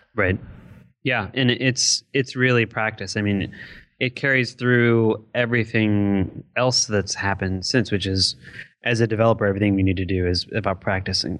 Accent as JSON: {"language": "English", "town": "Detroit", "region": "Michigan", "country": "United States", "tie": "born or raised there", "said": "growing up in the Detroit metro area"}